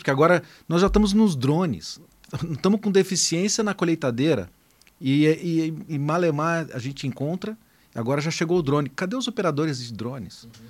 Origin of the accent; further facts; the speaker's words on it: Taquaritinga, São Paulo, Brazil; eu sou lá de, de Taquaritinga, né? Então aprendi a dirigir em cima de um trator